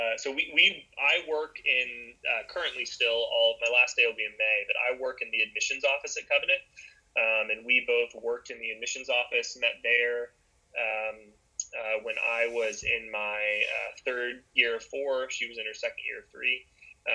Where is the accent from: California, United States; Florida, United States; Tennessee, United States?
Florida, United States; Tampa; moved away as an adult; also born or lived in Virginia; born and raised in Tampa